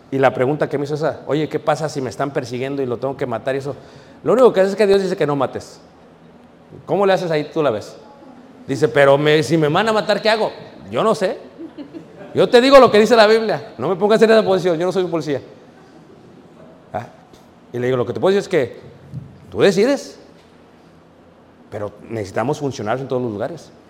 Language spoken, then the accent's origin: Spanish; Guanajuato, Mexico; Dije, no, no, yo soy de México, de, de Guanajuato.